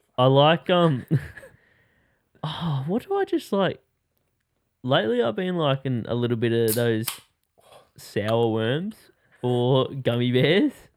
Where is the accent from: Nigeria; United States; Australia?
Australia; I'm Australian